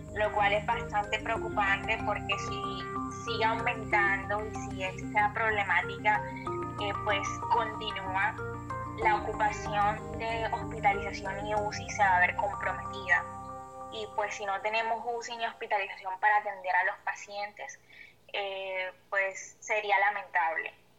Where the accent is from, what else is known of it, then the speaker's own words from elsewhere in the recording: Barranquilla, Atlántico, Colombia; mi ciudad, Barranquilla y en mi país, Colombia